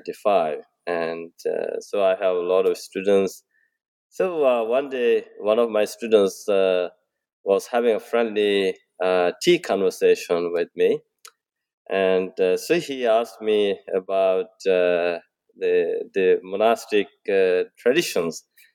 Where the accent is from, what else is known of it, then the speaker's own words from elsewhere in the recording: Bangladesh; moved away; also born or lived in Sri Lanka; I have been a Buddhist monk since age 10. I was born in Bangladesh to a Buddhist family. And Bangladesh is a Muslim country, but it was a Buddhist region in the history.